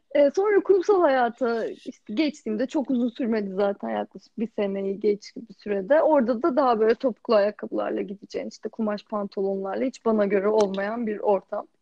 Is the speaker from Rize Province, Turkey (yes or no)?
yes; Rize Province, Turkey; Zaten Rize gibi bir yerde doğmuşum